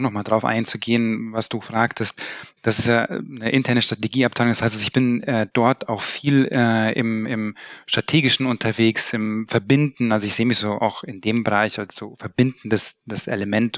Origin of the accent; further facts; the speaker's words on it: Upper Bavaria, Germany; now in Cologne, Germany; Ich komme eigentlich aus Oberbayern